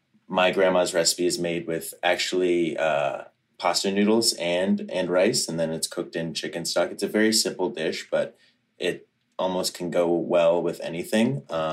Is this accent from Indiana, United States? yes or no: no; Virginia, United States; moved away as an adult; also born or lived in Kentucky / Boston, Massachusetts; I grew up in Virginia. My dad's side of the family, his mom is Armenian.